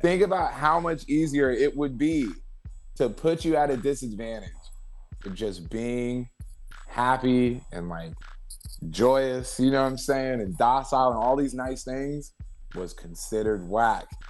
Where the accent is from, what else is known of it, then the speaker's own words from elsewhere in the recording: Ventura, California, United States; moved away as an adult; also born or lived in San Fernando Valley, California / Los Angeles; I was originally from the Valley but then I moved to Ventura, right? So I mm-hmm. grew up kind of in Ventura, which is like an hour away from